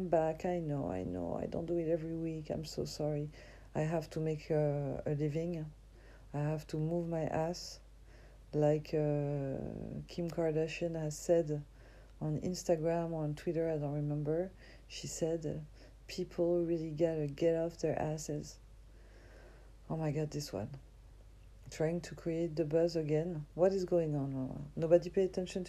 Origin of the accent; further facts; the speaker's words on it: France; accent: French; English is a second language; I'm from France